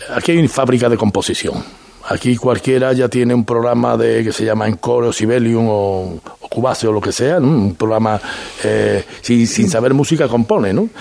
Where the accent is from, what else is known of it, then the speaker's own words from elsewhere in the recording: Seville, Andalusia, Spain; como sevillano